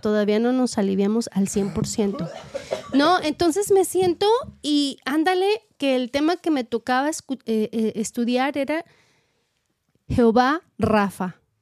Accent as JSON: {"language": "Spanish", "country": "Mexico", "moved": "as an adult", "lives_now": "United States", "said": "yo soy maestra y vengo preparada de México"}